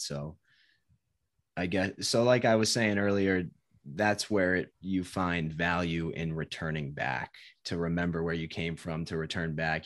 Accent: Connecticut, United States; moved away as an adult; also born or lived in Providence, Rhode Island; now in Massachusetts, United States; I grew up in Connecticut, and always lived in Connecticut until I went to college

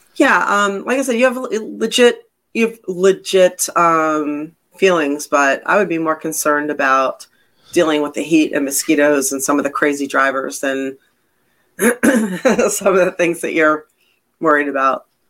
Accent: Philadelphia, Pennsylvania, United States; also born or lived in Connecticut / Massachusetts; now in Florida, United States; I'm from the Northeast

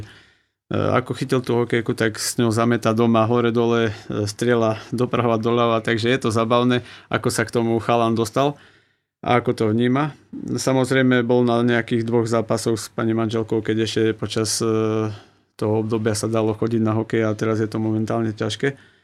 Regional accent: Poprad, Prešov Region, Slovakia; by som vedel ostať doma v Poprade

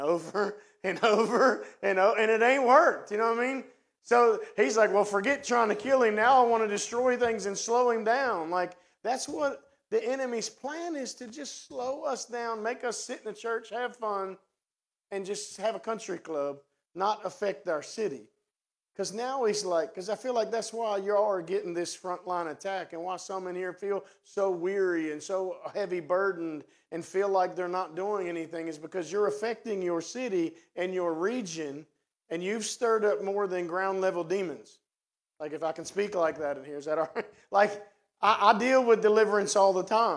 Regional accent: West Virginia, United States; accent: hillbilly; also born or lived in Martinsburg, West Virginia; now in Cumberland, United States; That's my hillbilly language. I'm from West Virginia

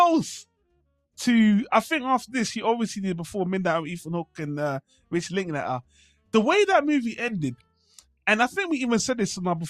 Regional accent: United Kingdom; I'm British

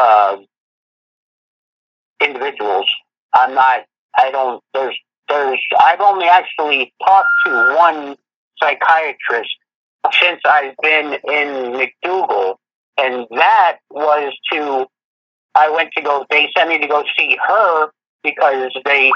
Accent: Florida, United States; now in Connecticut, United States; I'm from Florida

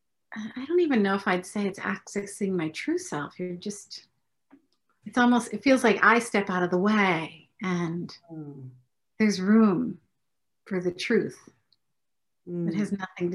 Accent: Midwest, United States; I grew up in the Midwest.

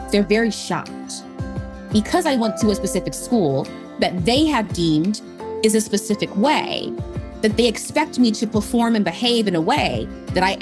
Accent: Midwest, United States; growing up in the Midwest, my parents had very traditional jobs, right?

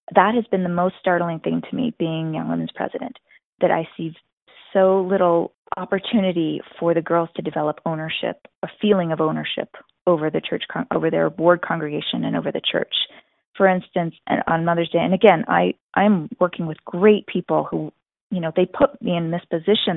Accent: New York, United States; growing up in New York

